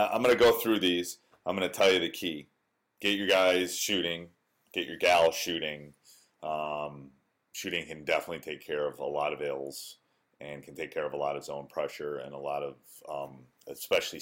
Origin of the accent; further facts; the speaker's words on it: Wisconsin, United States; I grew up in Wisconsin. I went away for school, but then came back.